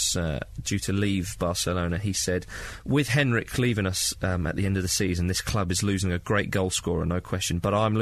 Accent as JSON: {"language": "English", "region": "Scotland", "country": "United Kingdom", "tie": "born or raised there", "said": "I grew up in Scotland"}